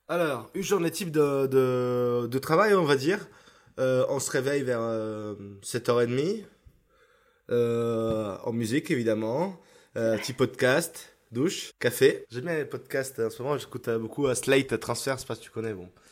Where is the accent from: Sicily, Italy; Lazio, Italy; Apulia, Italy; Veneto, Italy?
Veneto, Italy; Isola della Scala; French is a second language; moved away as an adult; now in Paris, France; Je viens dans un petit village à côté de Vérone, s'appelle Isola de la Scala, donc ce petit village de 9000 habitants, euh, où j'ai toute ma famille là-bas